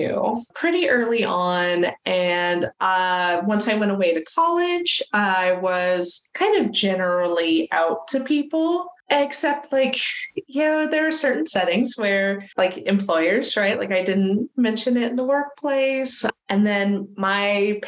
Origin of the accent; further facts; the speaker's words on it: California, United States; I grew up in California. But not fun liberal California